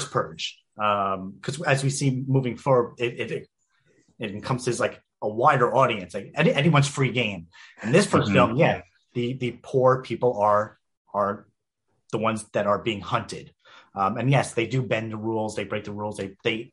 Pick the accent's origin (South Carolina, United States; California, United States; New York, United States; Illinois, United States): New York, United States; as a New Yorker